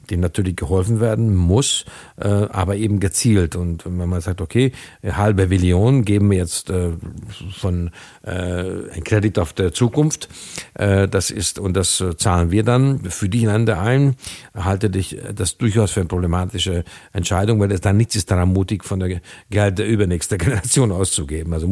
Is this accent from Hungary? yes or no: yes; Hungary; born there; German is a second language; Also zum Beispiel mein Geburtsland in Ungarn wurden viel früher als in Deutschland, wesentlich früher